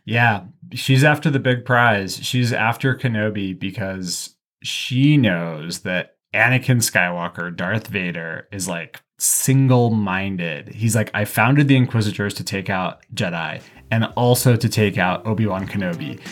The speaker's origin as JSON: {"language": "English", "region": "the West", "country": "United States", "said": "I'm from the West, which is the internal colony"}